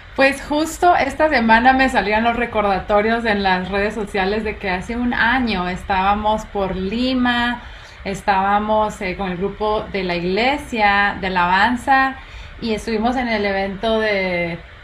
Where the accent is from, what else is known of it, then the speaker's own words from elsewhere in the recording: Guatemala; yo soy de Guatemala